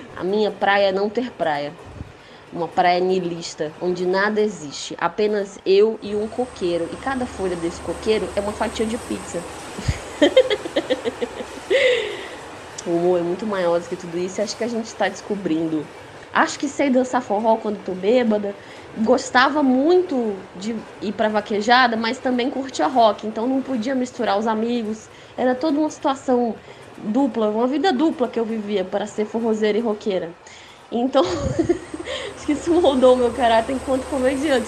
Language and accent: Portuguese; Ceará, Brazil; fazer comédia sendo cearense é muito fácil